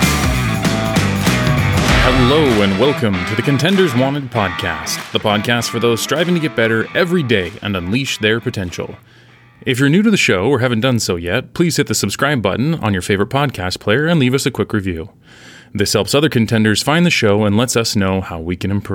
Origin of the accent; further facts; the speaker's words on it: United States; accent: American; my American accent